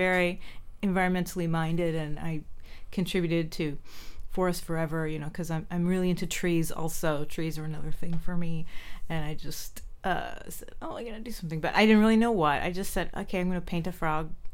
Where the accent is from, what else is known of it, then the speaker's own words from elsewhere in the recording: San Jose, California, United States; also born or lived in Santa Cruz Mountains, California / Los Gatos, California; I grew up in San Jose, so it was pretty much blocks from where I live now. Almaden area, San Jose.